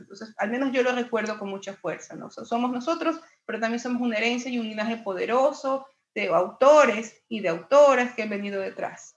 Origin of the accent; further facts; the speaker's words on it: Ecuador; mi país tiene una gran tradición de literatura muy poco conocida